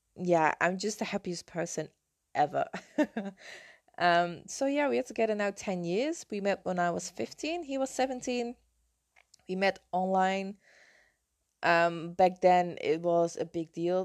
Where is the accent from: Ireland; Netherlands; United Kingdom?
Netherlands; English is a second language; moved away as an adult; now in Canary Islands, Spain; I'm from the Netherlands, uh, I'm not living in the Netherlands at the moment, I moved to the Canary Islands five years ago.